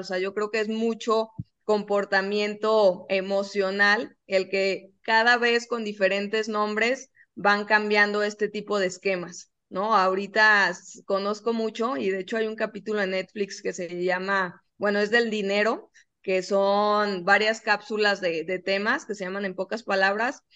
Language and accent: Spanish; Guadalajara, Jalisco, Mexico; nosotros que somos de Guadalajara